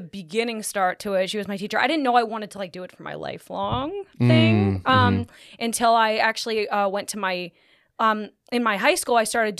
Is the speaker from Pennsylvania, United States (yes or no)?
yes; Camp Hill, Pennsylvania, United States; I'm from Camp Hill, Pennsylvania. Camp Hill. Two different words.